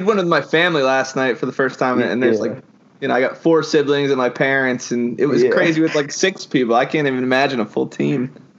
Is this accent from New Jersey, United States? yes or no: yes; New Jersey, United States; now in Maryland, United States; I'm from Jersey originally. It's pretty crazy up there. And I'm in Maryland now